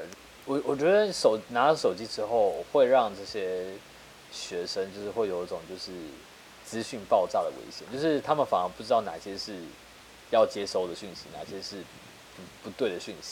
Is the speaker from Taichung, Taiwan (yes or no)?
no; Taipei, Taiwan; also born or lived in Tamsui, New Taipei; 因为我小五的时候我从内湖搬家搬到淡水，然后但是我我户籍没有迁，也就是说我我小五开始，我每一天都要从淡水通勤到内湖去去上学。